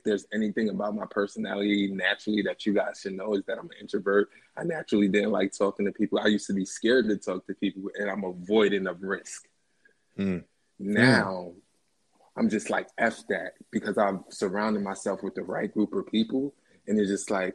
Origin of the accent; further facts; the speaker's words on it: Philadelphia, Pennsylvania, United States; I'm from Philly